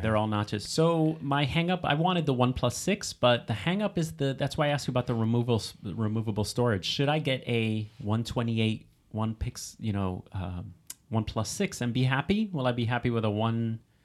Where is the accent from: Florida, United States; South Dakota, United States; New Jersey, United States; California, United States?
New Jersey, United States; We are from New Jersey